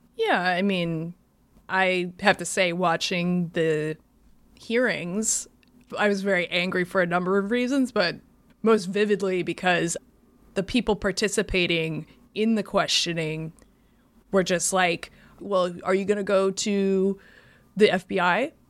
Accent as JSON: {"language": "English", "region": "Iowa", "country": "United States", "moved": "yes", "said": "I'm originally from Iowa"}